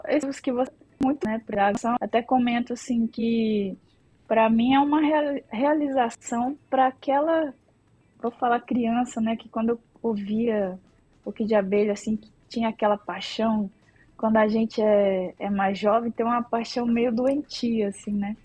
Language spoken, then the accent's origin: Portuguese; Minas Gerais, Brazil; moved away as an adult; now in São Paulo, Brazil; eu sou mineira, moro aqui desde 2004